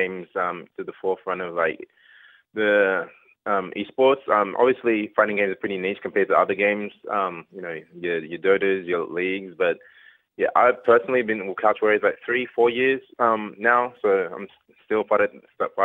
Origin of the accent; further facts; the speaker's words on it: Australia; I was born in Australia, but that's Nigerian heritage